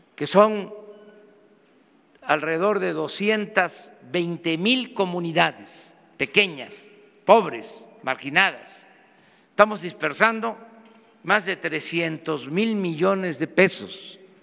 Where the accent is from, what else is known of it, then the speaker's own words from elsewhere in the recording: Mexico; lo que somos los mexicanos